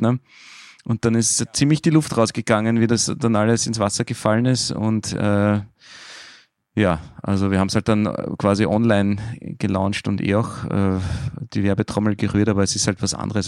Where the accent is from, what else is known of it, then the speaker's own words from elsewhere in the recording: Austria; bei uns in Österreich